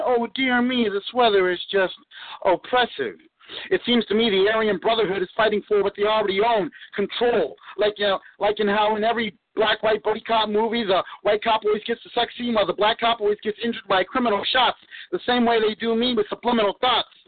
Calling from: Houston, Texas, United States; I'm calling from Houston, Texas

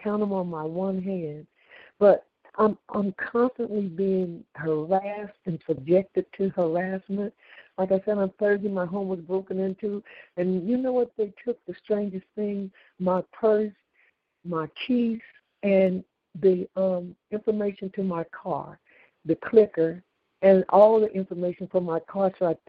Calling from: California, United States; I'm calling from California, and I live alone, 70 years old

